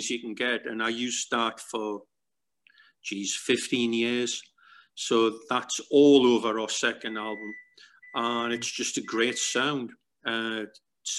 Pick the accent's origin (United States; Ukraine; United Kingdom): United Kingdom; Newcastle upon Tyne, North East England; our hometown in Newcastle, England